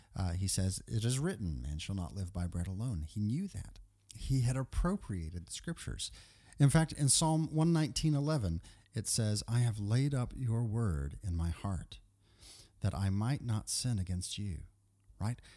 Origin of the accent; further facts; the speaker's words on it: Texas, United States; moved away as an adult; also born or lived in Kentucky; I consider myself a native Texan. Nonetheless, I, I got here when I was, uh, ten months old, and then was here all the way until, uh, until I graduated from high school